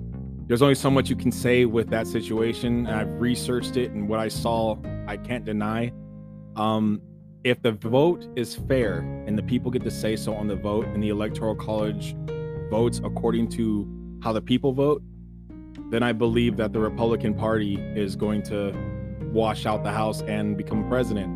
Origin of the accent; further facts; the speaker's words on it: Sacramento, California, United States; I was born and raised in Sacramento, California